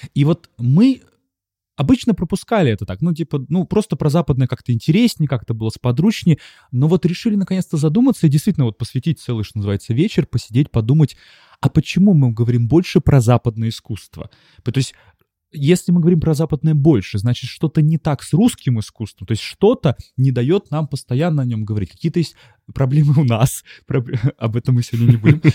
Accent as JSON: {"language": "Russian", "region": "Saint Petersburg", "country": "Russia", "tie": "born or raised there", "said": "я школьник питерский"}